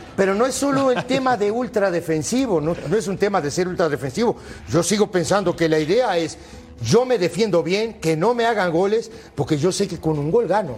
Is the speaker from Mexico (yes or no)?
no; Uruguay; yo soy uruguayo